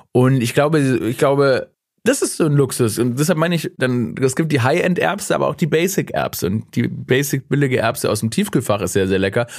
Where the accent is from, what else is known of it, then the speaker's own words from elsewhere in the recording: Stuttgart, Baden-Württemberg, Germany; ich bin gebürtiger Stuttgarter.